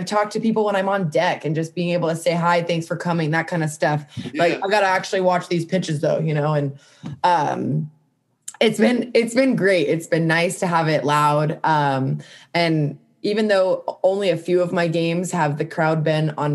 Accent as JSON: {"language": "English", "region": "California", "country": "United States", "said": "I'm from California"}